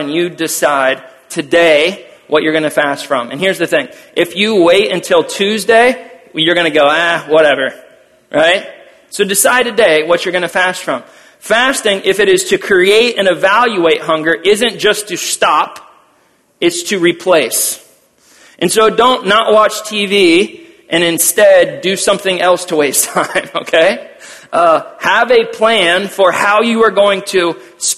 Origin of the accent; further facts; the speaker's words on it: Wisconsin, United States; we are from Wisconsin